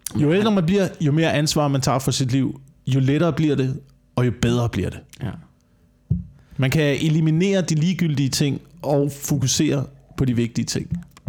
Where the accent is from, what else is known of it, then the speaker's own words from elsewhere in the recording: Korsør, Zealand, Denmark; jeg voksede op i Korsør